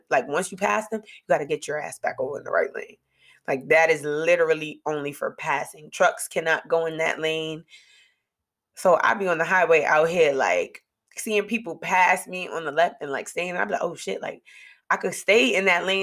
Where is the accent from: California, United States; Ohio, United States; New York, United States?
New York, United States; moved away as an adult; me and Malik being from New York